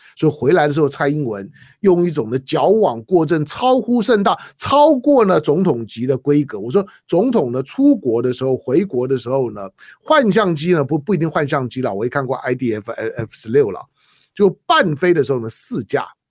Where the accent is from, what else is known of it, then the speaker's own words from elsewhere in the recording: Taiwan; 我是在台湾出生的中国人